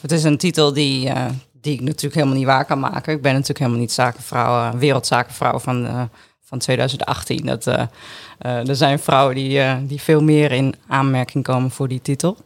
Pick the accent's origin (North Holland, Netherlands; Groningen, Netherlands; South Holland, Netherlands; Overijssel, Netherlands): Groningen, Netherlands; also born or lived in Appingedam; ik ben in Groningen geboren